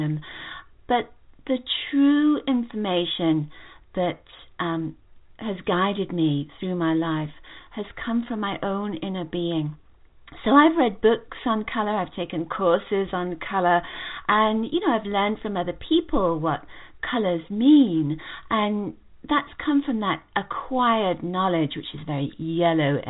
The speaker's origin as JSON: {"language": "English", "region": "England", "country": "United Kingdom", "moved": "as an adult", "lives_now": "United States", "said": "I come from England originally."}